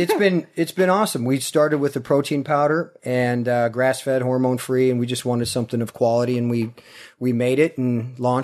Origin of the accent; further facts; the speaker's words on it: Ohio, United States; moved away; also born or lived in Tennessee / Los Angeles; I'm from Ohio originally.